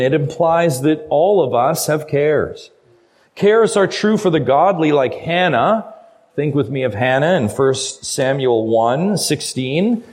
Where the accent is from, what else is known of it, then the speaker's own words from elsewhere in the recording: Ontario, Canada; I'm from Ontario. I know that I'm from a long ways away